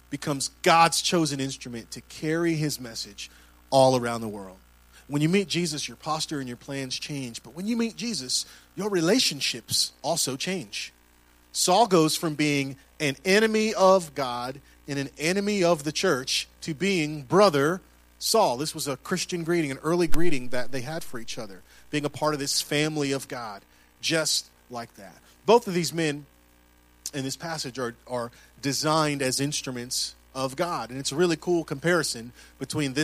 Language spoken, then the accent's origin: English; Puerto Rico; I'm Puerto Rican